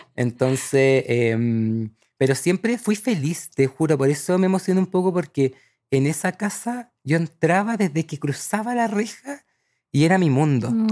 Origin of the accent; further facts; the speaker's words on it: El Cerrillo, O'Higgins, Chile; moved away as an adult; also born or lived in Barcelona, Spain / Santiago; crecí en la sexta región, un pueblito que se llama El Cerrillo, cerca de Rengo